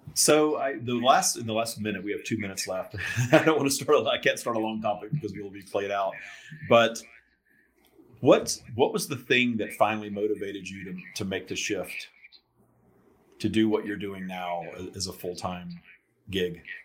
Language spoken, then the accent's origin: English; the South, United States; I grew up in the South uh, in in sort of a religious uh, scenario